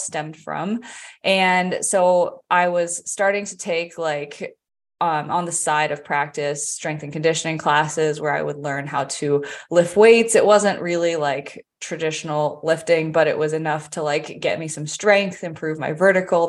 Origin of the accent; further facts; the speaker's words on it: Vienna, Virginia, United States; moved away as an adult; also born or lived in Charlotte area, North Carolina; now in Charlotte, United States; I grew up in the Northern Virginia area. I have lived there my entire life, except for up to May of last year.